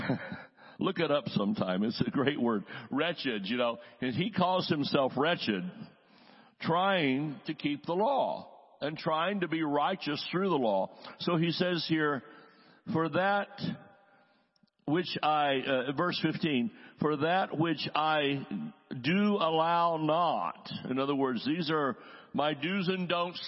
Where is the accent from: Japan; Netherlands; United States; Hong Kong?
United States; the South; I'm from the South. We say y'all.